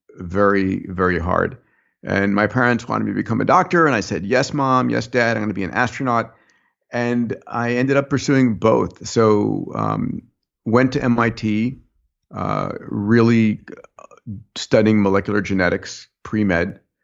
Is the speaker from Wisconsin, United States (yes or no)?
no; New York, United States; I was born in New York